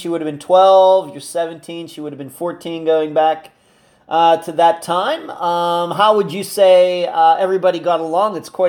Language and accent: English; Leechburg, Pennsylvania, United States; this just shows how close Arnold, that whole entire area, is to where I grew up in Leechburg.